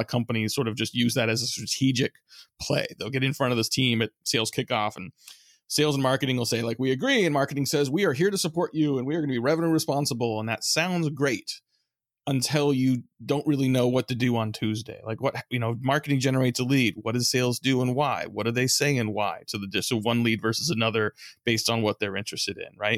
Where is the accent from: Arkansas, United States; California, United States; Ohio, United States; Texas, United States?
California, United States; San Francisco Bay Area; I grew up in the San Francisco Bay Area